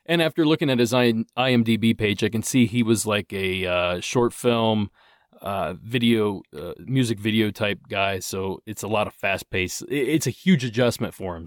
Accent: Ohio, United States; now in Southern California, United States; I grew up in Ohio.

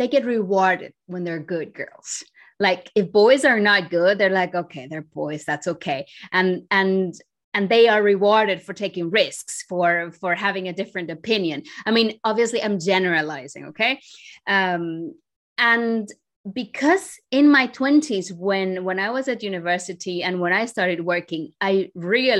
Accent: Santo Domingo, Dominican Republic; moved away; I am originally from the Dominican Republic. I grew up and was born in Santo Domingo

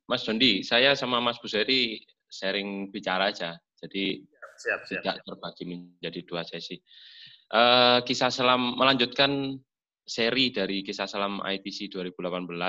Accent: East Java, Indonesia; Saya juga asli Jawa Timur dan ya berkecimpung di dunia salam Jawa Timur lumayan lah sudah mulai 2006.

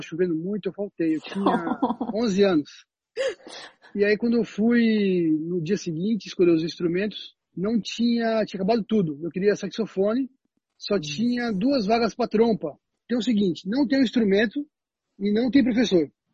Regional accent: Penápolis, São Paulo, Brazil; eu nasci em São Paulo, mas eu me mudei para o interior muito cedo

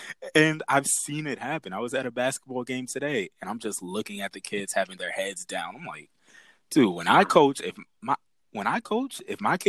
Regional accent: Bridgeport, Connecticut, United States; also born or lived in Fairfield, Connecticut; going from Fairfield to Bridgeport, from Catholic school to public school

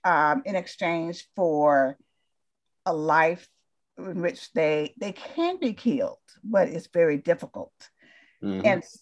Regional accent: the South, United States; because during the era that I grew up in the South, you were going to be just a couple of things.

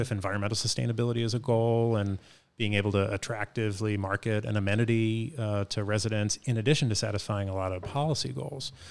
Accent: Boston, Massachusetts, United States; I grew up in Dorchester, and so I had some firsthand experience on knowing what it's like to navigate a city

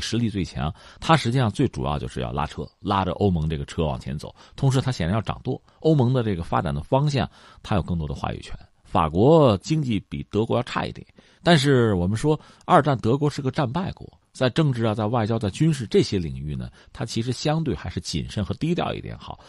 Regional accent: China; 我们中国人

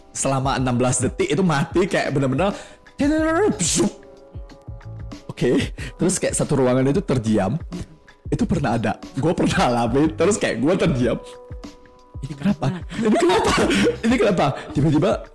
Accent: Medan, North Sumatra, Indonesia; kita anak Medan

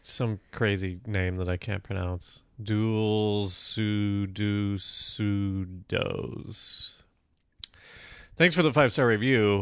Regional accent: Colorado, United States; moved away; growing up in Colorado

